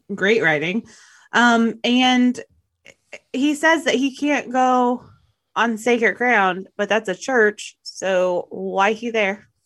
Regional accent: the South, United States; I am from the South

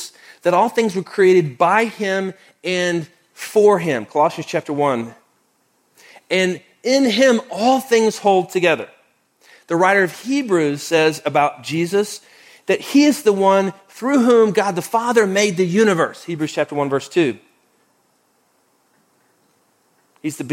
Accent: Oklahoma, United States; now in Houston, United States; I grew up in Oklahoma.

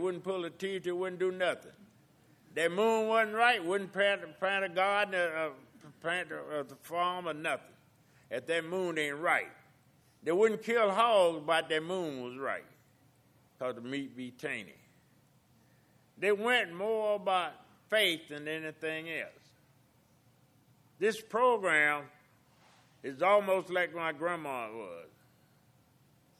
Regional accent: South Carolina, United States; also born or lived in Augusta, Georgia; I was born in Augusta, and then moving back in South Carolina.

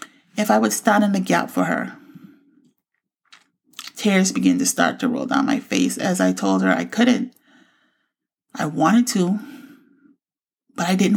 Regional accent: Bahamas; moved away; also born or lived in Florida; I grew up in the Bahamas and moved to Florida in 2000.

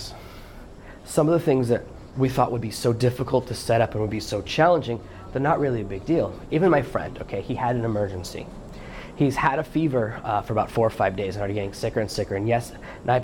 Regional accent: United States; it's my home country

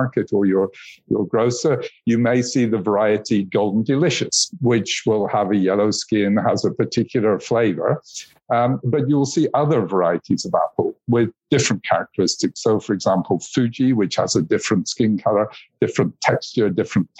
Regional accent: United Kingdom; moved away as an adult; now in Switzerland; I was born in the United Kingdom, and I now live in Switzerland, where UPOV is based

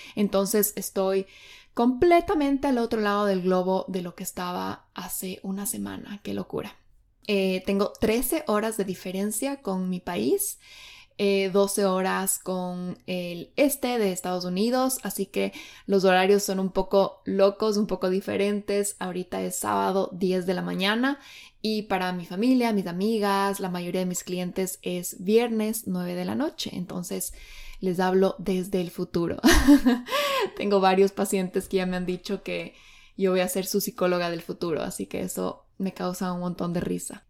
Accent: Quito, Pichincha, Ecuador; moved away as an adult; now in Bali, Indonesia; yo soy de Quito, Ecuador, y ahora estoy viviendo en Bali, Indonesia

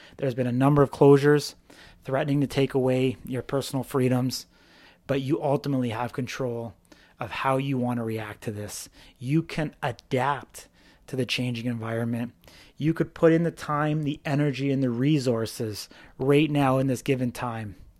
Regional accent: British Columbia, Canada; moved away; back in my hometown

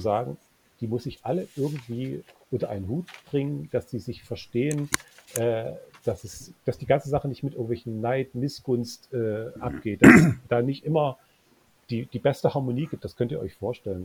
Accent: Löbau, Saxony, Germany; now in Dresden, Germany; Ich bin gebürtiger Oberlausitzer und ich nehme es jetzt gar niemandem übel, dass äh, meine Heimatstadt Löbau

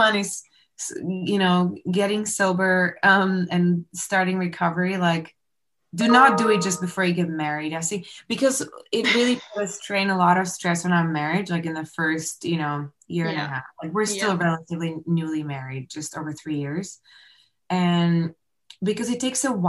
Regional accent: Slovakia; now in Canada; we got married back home. I'm from Slovakia.

